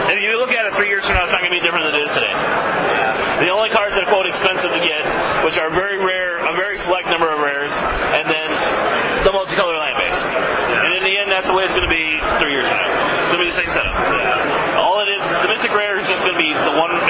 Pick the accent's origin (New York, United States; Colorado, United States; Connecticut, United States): Colorado, United States; well, I'm from Colorado. No, But I go to school with them in Kansas.